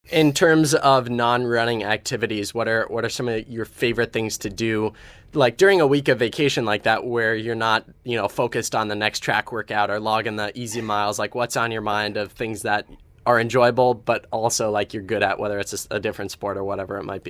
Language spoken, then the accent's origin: English; Ohio, United States; I come from Ohio, so somewhat similar to Iowa